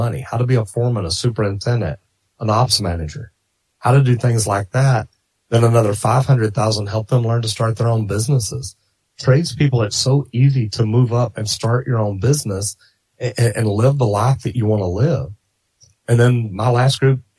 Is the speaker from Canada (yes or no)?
no; Dallas, Texas, United States; I grew up in Dallas and I grew up in the 70s